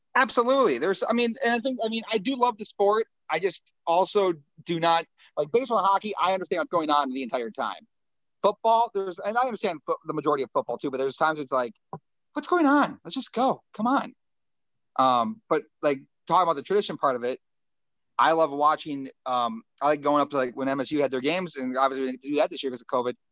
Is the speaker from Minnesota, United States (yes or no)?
yes; Springfield, Minnesota, United States; I'm from Springfield, the hometown